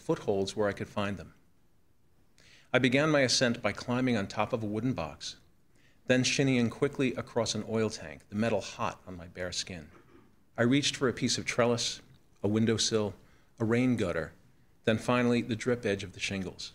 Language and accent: English; New York City, New York, United States; I grew up in New York City's borough of Queens, surrounded by water, in an island town called Broad Channel.